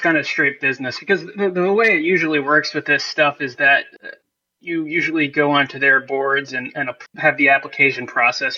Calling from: Poughkeepsie, New York, United States; I'm calling from Poughkeepsie, New York.

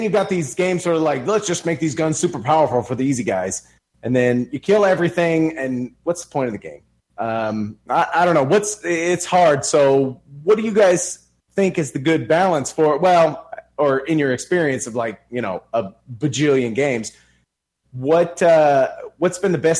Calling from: Texas, United States; Hey, guys. … from Texas.

